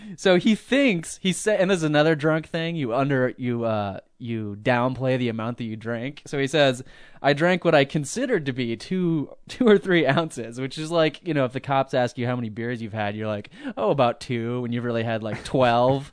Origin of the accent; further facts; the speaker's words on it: Midwest, United States; we're from the Midwest, but we're from sorta like the more, I don't know, a little bit more cultured area